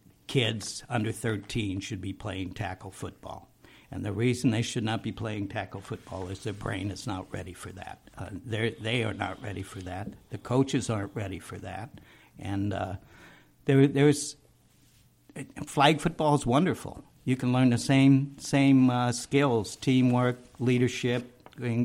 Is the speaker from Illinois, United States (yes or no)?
yes; Illinois, United States; moved away; I'm from Illinois